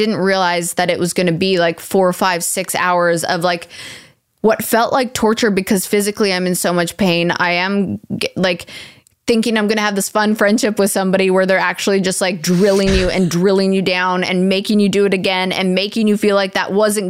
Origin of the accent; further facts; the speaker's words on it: Canada; as a Canadian